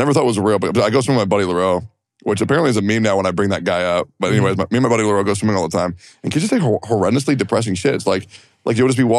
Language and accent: English; Woodstock, Virginia, United States; I grew up in the South. Or, well, Woodstock, Virginia. I don't know that South, but it was kind of like, it was all rednecks.